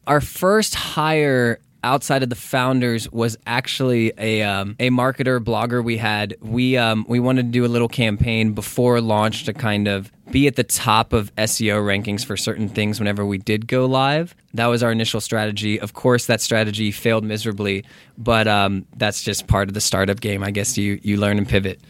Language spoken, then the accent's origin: English; Texas, United States; moved away as an adult; now in Los Angeles, United States; I'm from Texas.